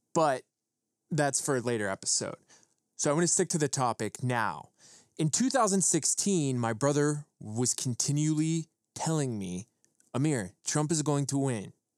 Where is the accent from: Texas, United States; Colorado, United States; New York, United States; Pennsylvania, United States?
Pennsylvania, United States; Western; moved away as an adult; also born or lived in Los Angeles, California; to go back to Appalachia, to where I grew up in Western P